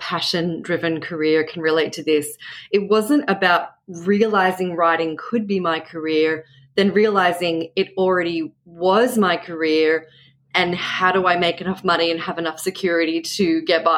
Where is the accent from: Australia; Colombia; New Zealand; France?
Australia; now in Brooklyn, United States; I'm a novelist, I'm Australian